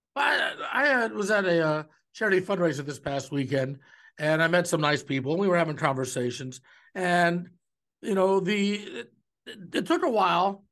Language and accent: English; Cleveland, Ohio, United States; now in Omaha, United States; growing up in Cleveland